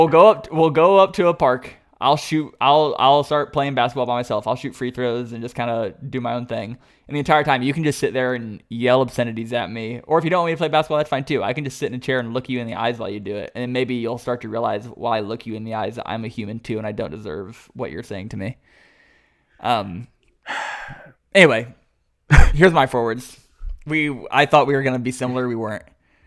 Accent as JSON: {"language": "English", "town": "Boston", "region": "Massachusetts", "country": "United States", "said": "I'm strong enough because I'm from Boston"}